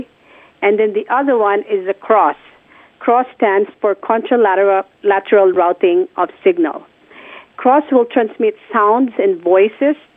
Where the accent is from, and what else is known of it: Philippines; born or raised there; moved away